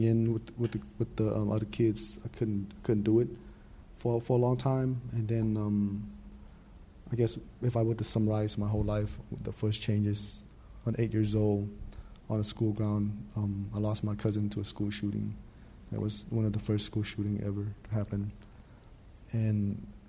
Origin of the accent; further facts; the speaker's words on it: Stockton, California, United States; also born or lived in Thailand / Santa Ana; I grew up in Stockton, same like any most Cambodian and Southeast Asian community